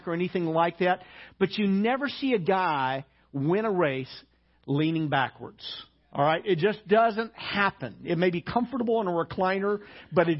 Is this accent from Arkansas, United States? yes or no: yes; Arkansas, United States; moved away; also born or lived in Hawaii; I grew up in Arkansas